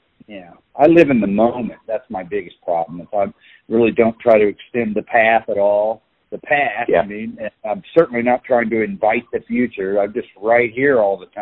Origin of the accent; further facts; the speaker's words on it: Kansas City, Kansas, United States; also born or lived in Liberal, Kansas; I was born in Kansas City. I was born in Providence Hospital, 1960